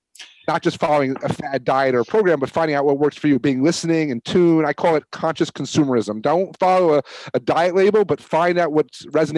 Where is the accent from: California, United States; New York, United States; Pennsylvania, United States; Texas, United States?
New York, United States; I'm a New Yorker.